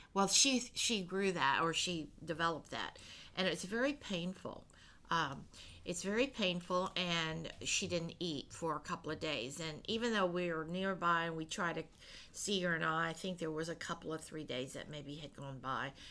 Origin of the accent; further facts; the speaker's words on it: United States; I am born here in, in, you know America and have been you know I grew up with all the American ways